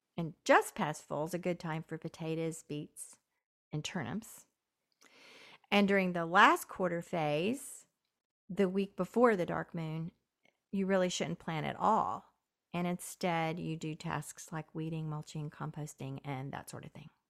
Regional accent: Southern Appalachia, United States; where I grew up in Southern Appalachia

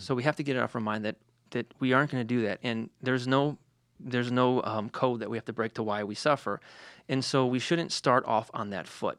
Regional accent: Detroit, Michigan, United States; I'm from Detroit

